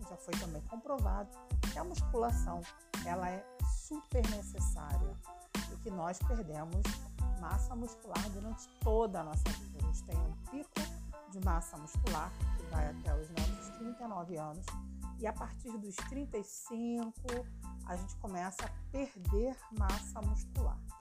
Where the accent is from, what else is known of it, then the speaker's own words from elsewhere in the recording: Rio de Janeiro, Brazil; Eu sou do Rio de Janeiro